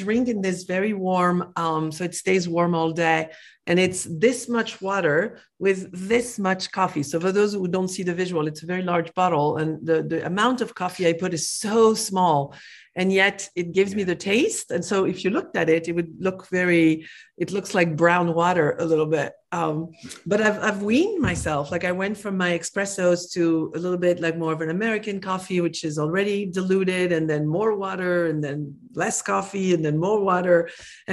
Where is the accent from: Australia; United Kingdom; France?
France; moved away as an adult; now in United States